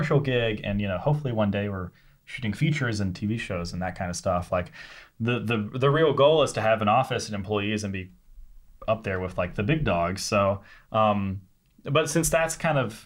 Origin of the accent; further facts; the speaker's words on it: Senatobia, Mississippi, United States; I'm from Mississippi. We're in my hometown right now, Senatobia, which is just south of Memphis, Tennessee